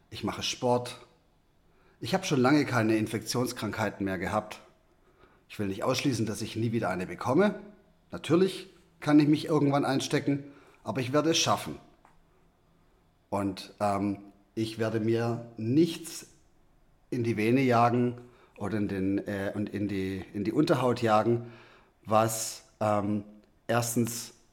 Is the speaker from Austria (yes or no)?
no; South Africa; born there; Ich bin in Südafrika geboren und habe hier einen, einen südafrikanischen Impfpass